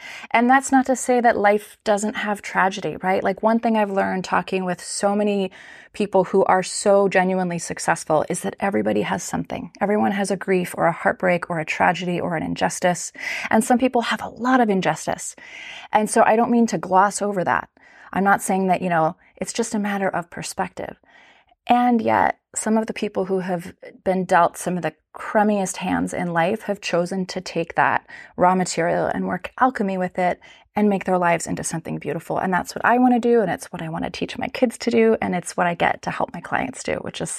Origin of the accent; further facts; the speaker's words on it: Japan; So I grew up in Japan. My parents are wonderful, beautiful, loving, very devout people of faith, and they took our family to Japan when I was 5 years old